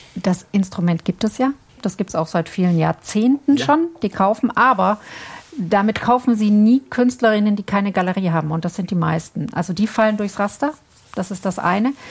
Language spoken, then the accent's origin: German; Germany; bei uns in Deutschland